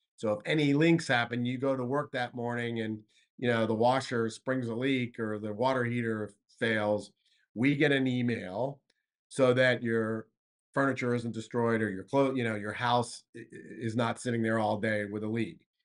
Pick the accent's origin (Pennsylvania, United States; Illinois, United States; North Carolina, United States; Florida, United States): Florida, United States; South; moved away; I'm from South Florida, born and raised